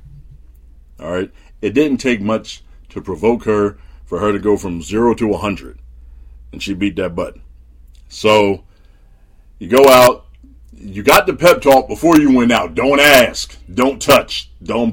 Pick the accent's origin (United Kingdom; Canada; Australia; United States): United States; New Jersey; when I was a kid growing up in Jersey